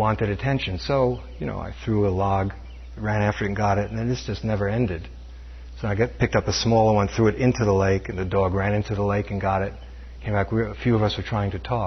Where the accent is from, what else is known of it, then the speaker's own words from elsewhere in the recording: New York City, New York, United States; When I was growing up in New York City, Brooklyn, New York